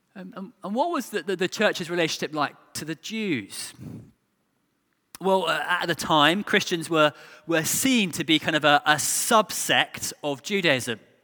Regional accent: England, United Kingdom

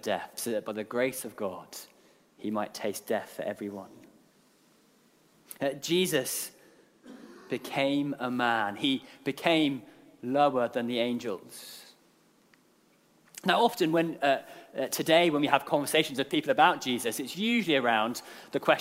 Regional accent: Guernsey; moved away; I'm from Guernsey

